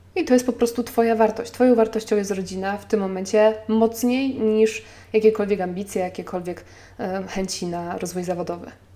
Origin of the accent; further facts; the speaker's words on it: Poland; now in Warsaw, Poland; podjęliśmy decyzję o porzuceniu Warszawy i o przeprowadzce do mojej rodzinnej miejscowości 350 km dalej